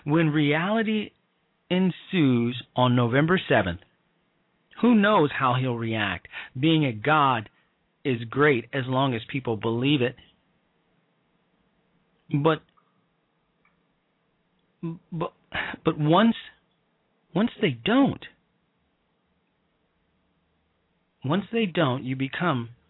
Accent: Chicago, Illinois, United States; moved away; I'm from Chicago. I'm from the south side of Chicago.

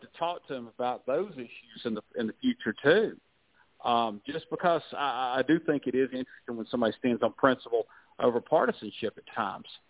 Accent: Jonesboro, Georgia, United States; I'm from Jonesboro, and um, Newt Gingrich was the congressman when I came of age

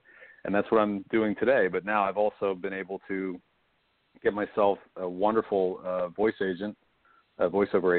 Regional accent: Indiana, Pennsylvania, United States; moved away as an adult; also born or lived in Saltsburg, Pennsylvania; now in Los Angeles, United States; I'm from Indiana, Pennsylvania, originally, Western PA.

